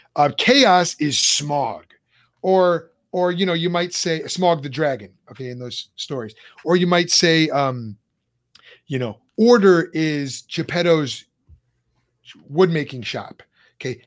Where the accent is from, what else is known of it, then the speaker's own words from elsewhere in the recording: Lombard, Illinois, United States; moved away; we grew up in on Charlotte Street in Lombard.